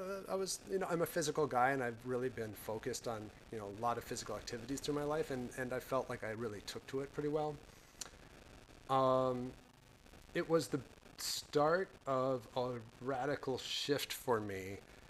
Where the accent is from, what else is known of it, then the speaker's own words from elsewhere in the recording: Seattle, Washington, United States; moved away as an adult; also born or lived in Louisville, Kentucky / New York; I grew up in the Northwest and we have that there